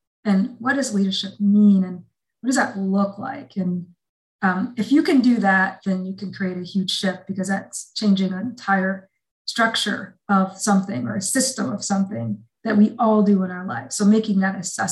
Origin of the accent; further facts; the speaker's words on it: Iowa, United States; I was raised in Iowa